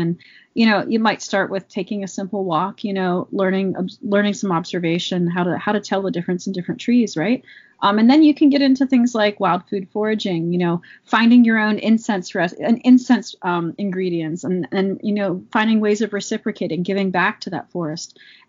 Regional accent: Allegheny Mountains, Laurel Highlands, Pennsylvania, United States; I grew up in the Allegheny Mountains, you know, specifically there's lots of different spots, the Laurel Highlands region

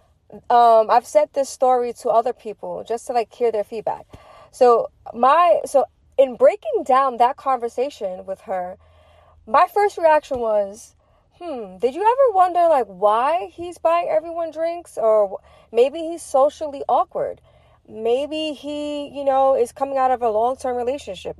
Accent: New York City, New York, United States; I'm from Brooklyn, East New York.

